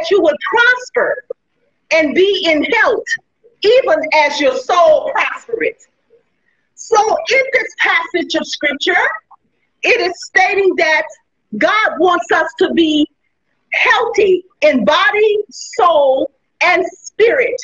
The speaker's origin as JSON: {"language": "English", "town": "New Orleans", "region": "Louisiana", "country": "United States", "tie": "born or raised there", "lives_now": "Gonzales, United States", "said": "I was born in New Orleans, Louisiana, and I presently reside in Gonzales, Louisiana."}